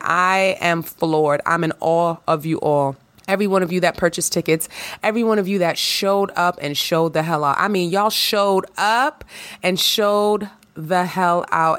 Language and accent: English; New York, United States; I'm a New Yorker, honey. You already know. New York in the house, New York, born and raised.